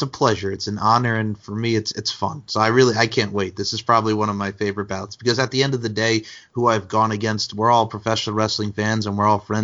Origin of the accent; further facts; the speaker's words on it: Long Island, New York, United States; we're both from Long Island